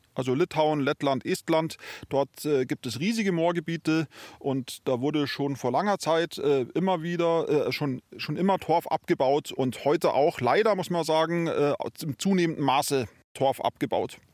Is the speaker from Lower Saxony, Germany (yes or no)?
no; Bavaria, Germany; bei uns in Bayern